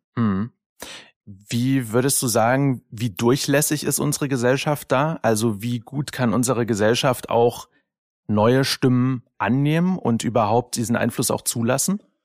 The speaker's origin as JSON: {"language": "German", "town": "Dresden", "region": "Saxony", "country": "Germany", "tie": "born or raised there", "said": "bin ja in Dresden geboren. Ich darf das als gebürtiger Sachse"}